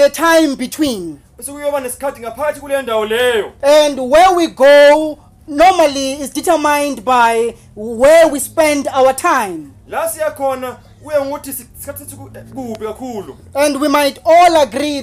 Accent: Soweto, Gauteng, South Africa; I'm from Soweto at Chawelo

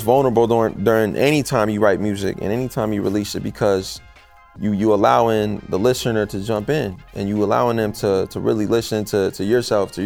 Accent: Phoenix, Arizona, United States; I'm from the city, bro. I'm from Phoenix. I'm from Arizona

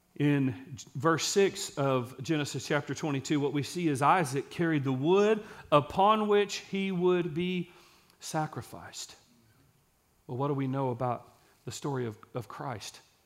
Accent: Texas, United States; I'm from Case in Texas.

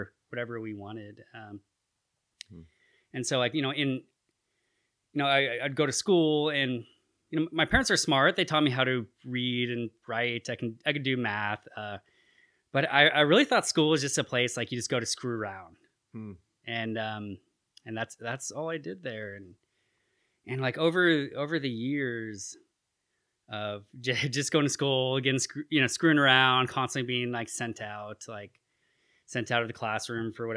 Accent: Petaluma, California, United States; now in Chico, United States; I was raised in Sonoma County

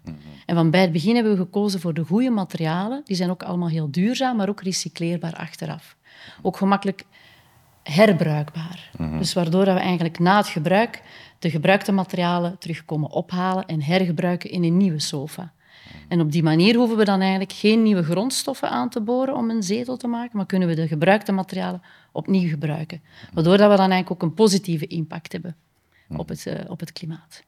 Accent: Kortrijk, Flanders, Belgium; also born or lived in Ghent / Spain; ik ben eigenlijk als kind opgegroeid in Kortrijk, West-Vlaanderen

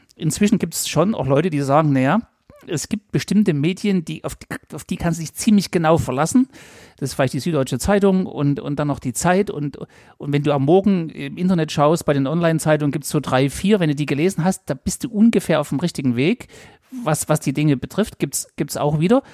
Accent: Saxony, Germany; accent: Saxon; als Sachse

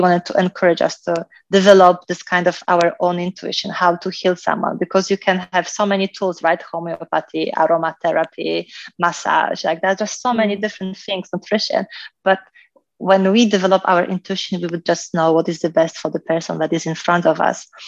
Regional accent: Poland; moved away; I was growing up in Poland, so I had, I think, the most kind of perfect childhood because I lived in a small village

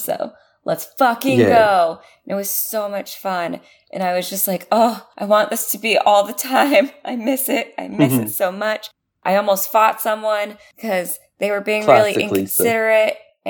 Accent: United States; it's because I'm American.

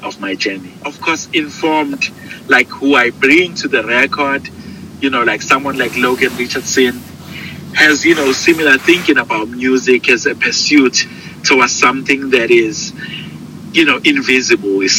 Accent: South Africa; growing up in South Africa

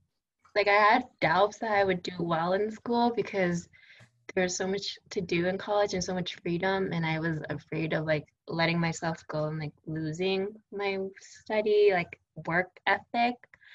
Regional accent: Laguna Hills, California, United States; Laguna Hills, California, baby.

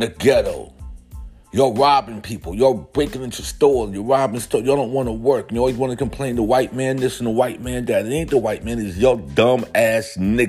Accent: New York City, New York, United States; When I was growing up in South Bronx

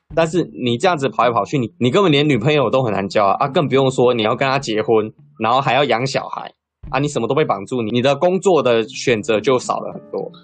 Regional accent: Chiayi, Taiwan; 我是在嘉义长大的

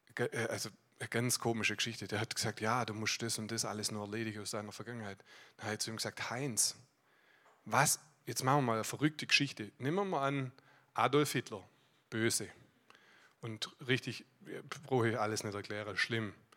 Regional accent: Aalen, Baden-Württemberg, Germany; Ich komme aus Aalen, bin dort im Leitungsteam

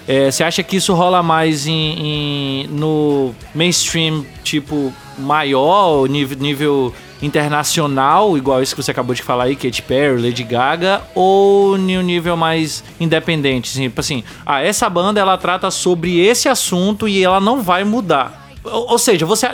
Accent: Bahia, Brazil; eu sou baiano também

